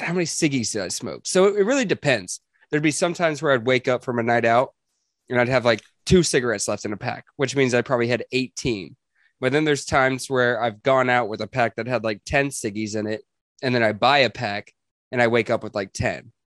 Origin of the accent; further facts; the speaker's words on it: Grapevine, Texas, United States; the first city that I grew up in Texas